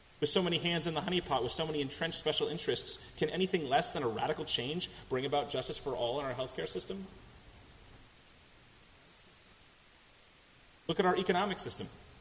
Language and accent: English; Massachusetts, United States; now in Houston, United States; my home state of Massachusetts